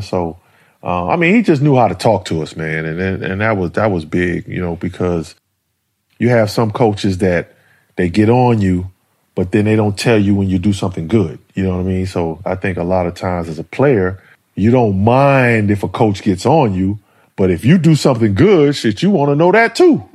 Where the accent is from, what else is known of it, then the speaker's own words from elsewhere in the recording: New York City, New York, United States; I grew up in Harlem